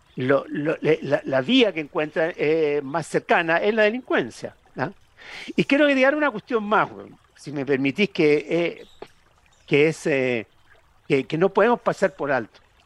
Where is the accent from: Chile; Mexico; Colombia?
Chile